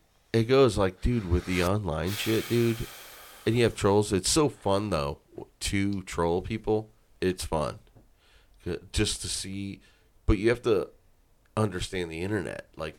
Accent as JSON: {"language": "English", "town": "Lorain", "region": "Ohio", "country": "United States", "tie": "born or raised there", "said": "I was Irish, I had some freckles, and I was raised in South Lorraine."}